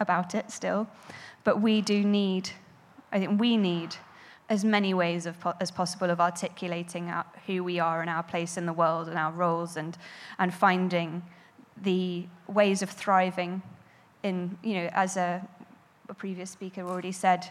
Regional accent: Frome, South West England, United Kingdom; my hometown of Frome

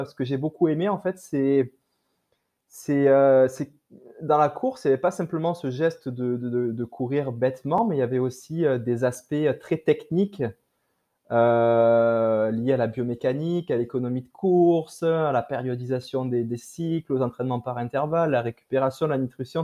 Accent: France; accent: French; moved away as an adult; now in Quebec, Canada; mon accent français me trahit, mais voilà, donc je suis d'origine euh, de France. Je suis installé au Québec depuis euh, environ 6 ans et demi

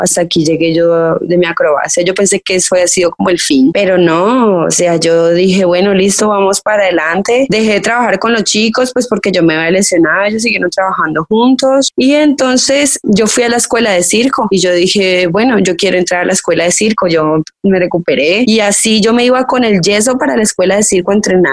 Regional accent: Cali, Valle del Cauca, Colombia; moved away; also born or lived in El Tambo, Nariño; soy colombiana, nací en un pueblito pequeñito en Nariño, se llama El Tambo Nariño, pero yo crecí la mayor parte mi vida en Cali

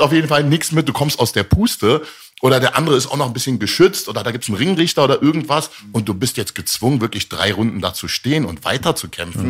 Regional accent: Berlin, Germany; also born or lived in Tehran, Iran / Rome, Italy; Geboren in Teheran, aufgewachsen in Rom, dann nach Deutschland gekommen, am Stutti groß geworden hier in Berlin

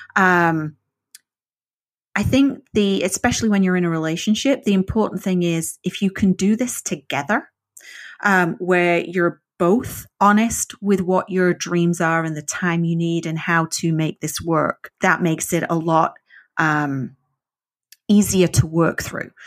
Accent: the north of England, United Kingdom; first language English; moved away; I learned English in the north of England and we're not known for our um, exact pronunciation

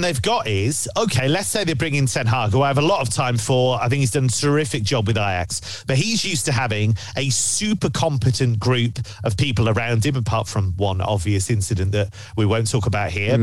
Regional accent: England, United Kingdom; I am English

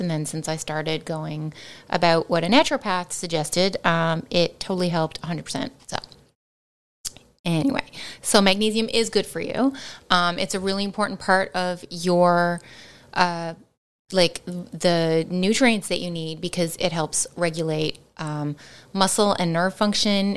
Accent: Canada; we are Canadian

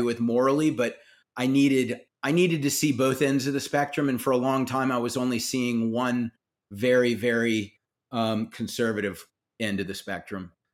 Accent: South Carolina, United States; I grew up in South Carolina

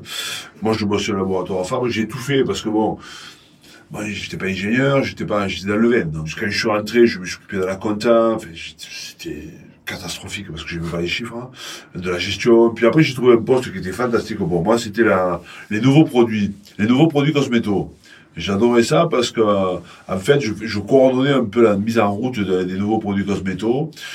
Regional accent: Montpellier, Occitania, France; also born or lived in Pépieux, Minervois / Castres; je suis né à Montpellier il un certain temps, trop longtemps d'ailleurs. J'ai fait une formation de Vitiono. Euh, mes parents étaient exploitants viticoles dans le Minervois, exactement à Pépieux

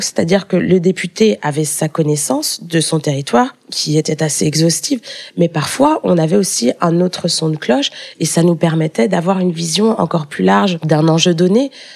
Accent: Paris, Île-de-France, France; also born or lived in Strasbourg / Bruges; je suis née à Paris, mais j'ai euh, passé une grande partie de mes vacances euh, en Guadeloupe

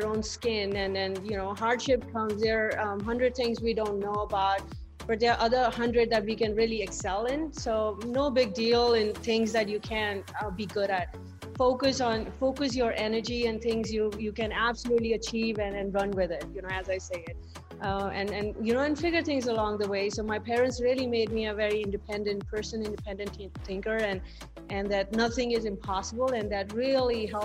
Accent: India; So I was born and I grew up in India

